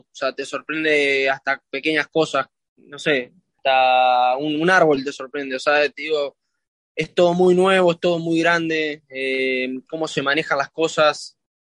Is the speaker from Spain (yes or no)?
no; Argentina; now in Miami, United States; somos 12, 12 argentinos